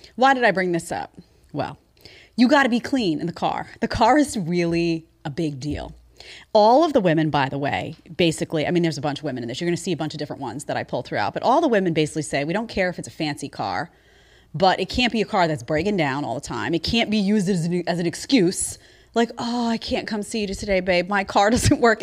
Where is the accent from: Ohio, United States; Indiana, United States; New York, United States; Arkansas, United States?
New York, United States; growing up in New York